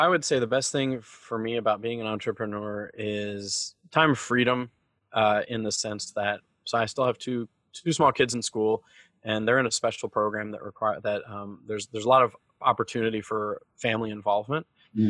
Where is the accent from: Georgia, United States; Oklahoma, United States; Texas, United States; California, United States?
Georgia, United States; also born or lived in North Carolina / Bhutan; I grew up in the Southern United States. I grew up in Georgia and North Carolina mostly, okay. But I moved around a lot. I lived in Bhutan for a year when I was a kid.